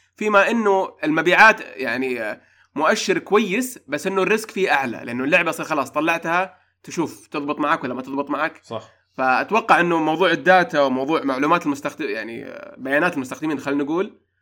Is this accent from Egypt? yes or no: no; Saudi Arabia; عندنا في السعوديه